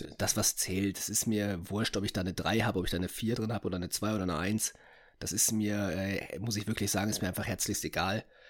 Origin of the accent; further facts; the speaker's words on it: Essen, North Rhine-Westphalia, Germany; bei uns in Essen